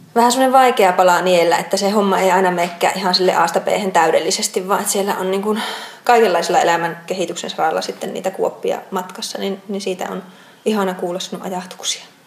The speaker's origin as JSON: {"language": "Finnish", "town": "Outokumpu", "region": "North Karelia", "country": "Finland", "tie": "born or raised there", "said": "Outokumpu on minun kotikaupunki"}